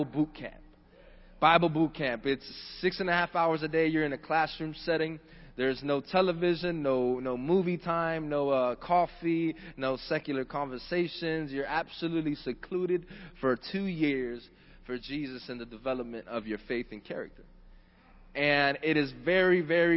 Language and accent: English; Miami-Dade, Florida, United States; Born and raised in Miami-Dade